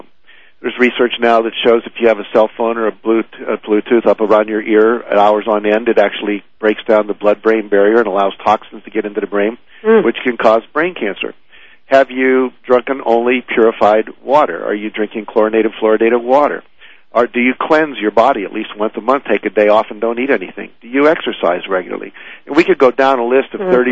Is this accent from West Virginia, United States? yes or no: yes; West Virginia, United States; I grew up in West Virginia